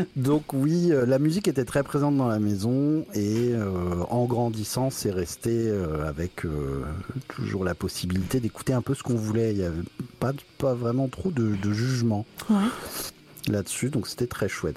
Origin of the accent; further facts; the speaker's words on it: Épernay, Grand Est, France; moved away as an adult; also born or lived in Metz / Berlin; j'ai grandi à Épernay, qui est une petite ville là où on fait du, champagne